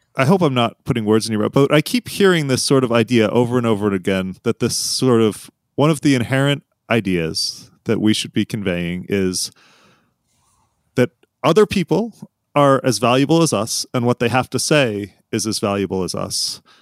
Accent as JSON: {"language": "English", "area": "outside of Philadelphia", "region": "Pennsylvania", "country": "United States", "tie": "born or raised there", "moved": "yes", "lives_now": "Arizona, United States", "said": "I grew up outside of Philly"}